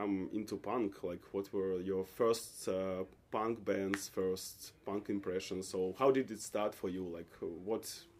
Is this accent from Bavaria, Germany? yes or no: no; Hamburg, Germany; I'm from Hamburg